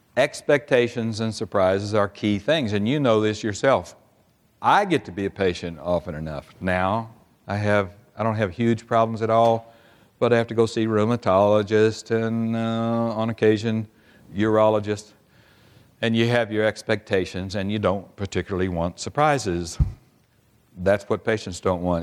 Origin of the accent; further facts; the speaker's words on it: Oklahoma City, Oklahoma, United States; I'm from Oklahoma City, and we have a little team there called the Thunder.